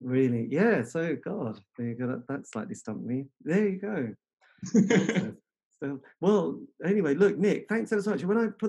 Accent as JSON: {"language": "English", "town": "Metfield", "region": "East of England", "country": "United Kingdom", "tie": "born or raised there", "said": "No, I grew up in good old Metfield land. So Halesworth was one side, Holston, you know, Bungay there."}